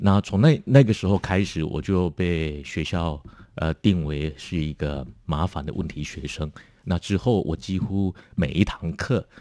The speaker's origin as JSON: {"language": "Chinese", "region": "Kaohsiung", "country": "Taiwan", "tie": "born or raised there", "also_born_or_lived": "United Kingdom", "said": "我是在高雄长大"}